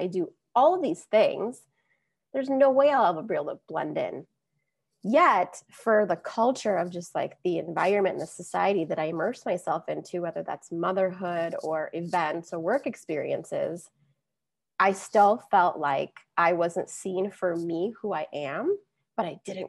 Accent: Minnesota, United States; also born or lived in Iran; I grew up in Minnesota

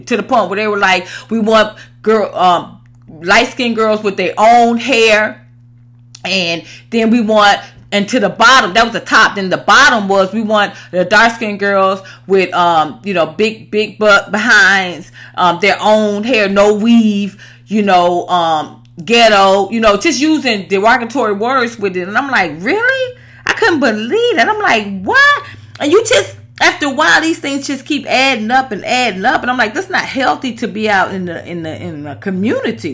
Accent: Atlanta, Georgia, United States; moved away as an adult; also born or lived in Los Angeles; I was raised in the South, in Atlanta.

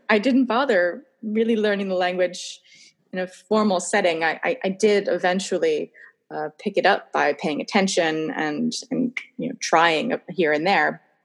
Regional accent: Massachusetts, United States; moved away as an adult; now in Sweden; I'm from Cowtown, Massachusetts, middle of nowhere, I always say Boston because it's the closest big city.

